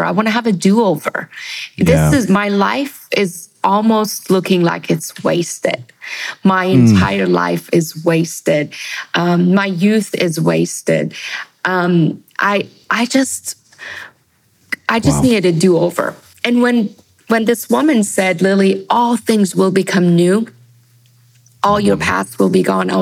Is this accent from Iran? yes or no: yes; Iran; also born or lived in Germany; now in United States; Growing up in Iran, in schools